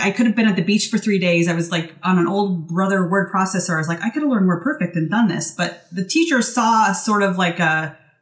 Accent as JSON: {"language": "English", "region": "Washington", "country": "United States", "tie": "born or raised there", "said": "moved me back to Washington State, which is my home state"}